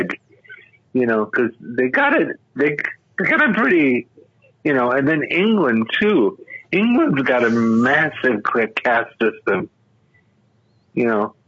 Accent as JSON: {"language": "English", "country": "Brazil", "tie": "born or raised there", "moved": "yes", "said": "growing up in Brazil"}